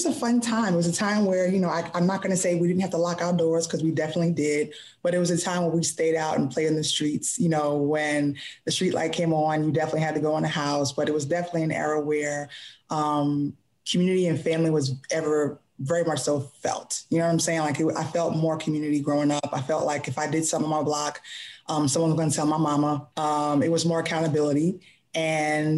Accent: New York City, New York, United States; now in Baltimore, United States; I am from New York

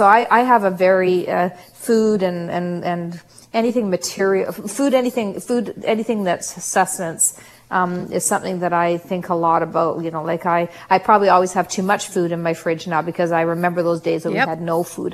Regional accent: Canada; also born or lived in South Africa; We literally had $50 to our family's name when we came to Canada from South Africa. I was not quite 3 years old

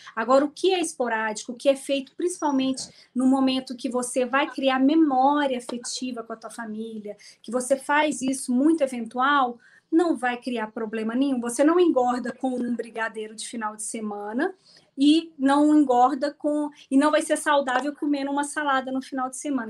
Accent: Minas Gerais, Brazil; Eu sou mineira

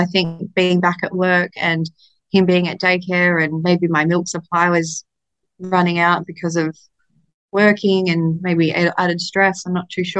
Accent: Australia; I'm Australian

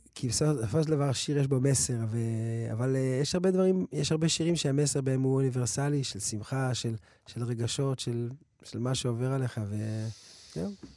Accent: Jerusalem, Jerusalem District, Israel; also born or lived in United States; אנחנו גדל בנחלאות

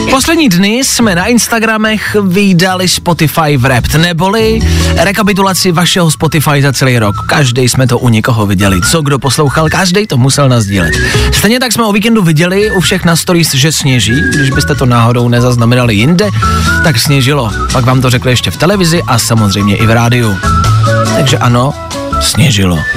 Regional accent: Plzeň, Plzeň Region, Czechia; To jsem nevěděla ani já a to jsem z Plzně.

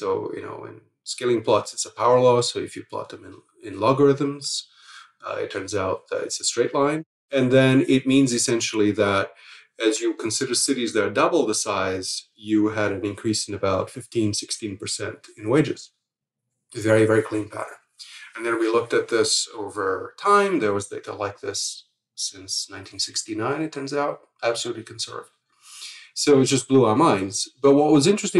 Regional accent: Lisbon, Portugal; moved away; I grew up in Lisbon in Portugal at a time where the whole society was turning over

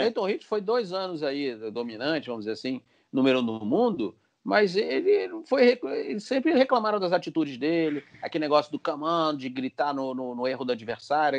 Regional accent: Brazil; nós somos brasileiros, normal brasileiro

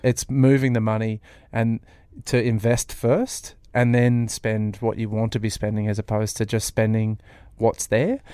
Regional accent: Sydney, New South Wales, Australia; now in Melbourne, Australia; I'm from Sydney originally

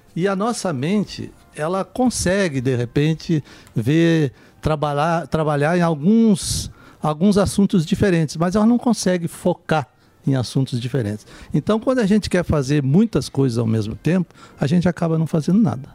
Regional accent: Santa Catarina, Brazil; Lá de Santa Catarina, eu sou lá de Santa

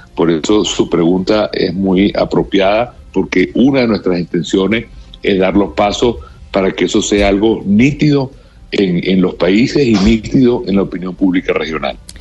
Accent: Venezuela; como venezolanos

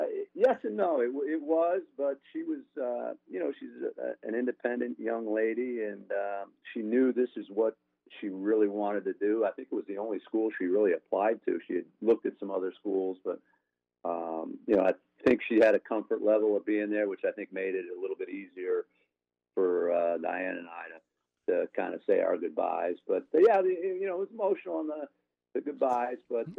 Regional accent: Springfield, Massachusetts, United States; Springfield, maybe a little bit bigger community than

